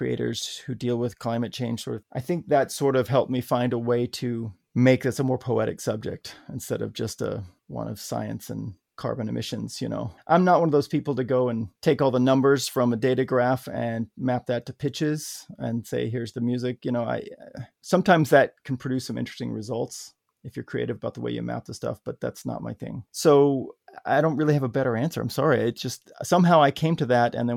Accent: Arkansas, United States; growing up in Arkansas

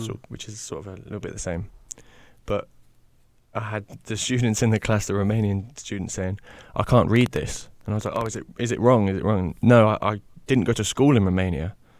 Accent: the Midlands, England, United Kingdom; I'm from the Midlands

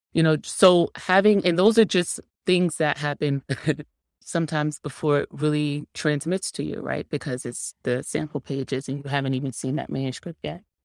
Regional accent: New York City, New York, United States; I'm from Harlem.

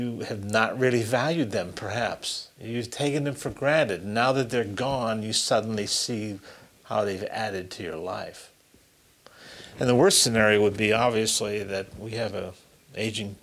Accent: Springfield, Massachusetts, United States; I was born and raised in Springfield

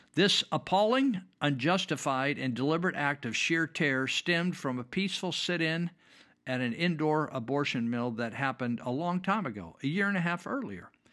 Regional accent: Yuba County, California, United States; I grew up in Yuba County

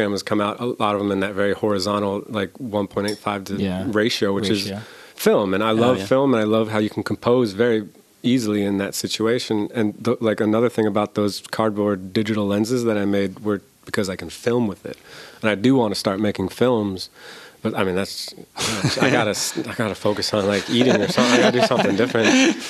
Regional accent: Cleveland, Ohio, United States; Around Cleveland.

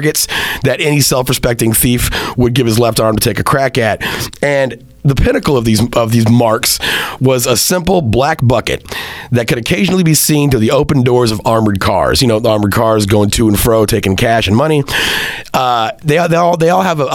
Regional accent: Central Texas, United States; moved away as an adult; also born or lived in Hartford, Connecticut; I left Central Texas to move to the hustle bustle of Hartford, Connecticut

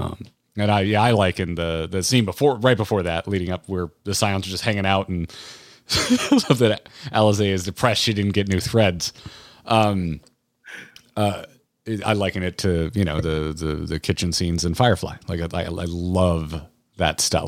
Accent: United States; I'm an American

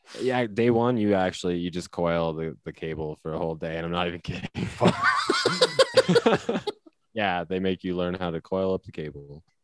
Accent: Iowa, United States; moved away; I grew up in Iowa

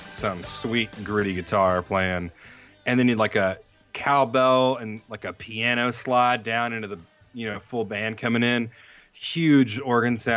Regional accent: New York, United States; we're from New York.

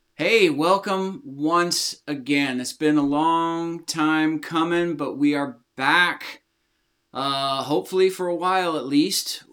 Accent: United States; I'm from the United States of America

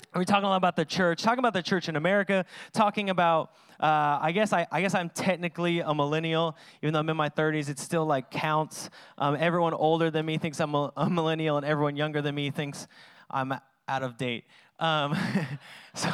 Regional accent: Washington, United States; I'm from Washington

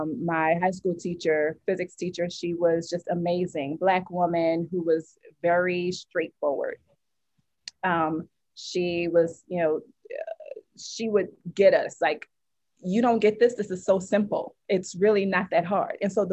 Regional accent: New Orleans, Louisiana, United States; Yes, I am.

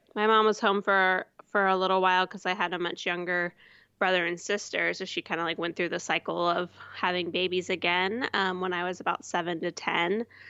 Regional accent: Houston, Texas, United States; also born or lived in Portland, Oregon / Fayetteville, Arkansas; now in Austin, United States; I'm from Houston, um, and never wanted to move back to Houston

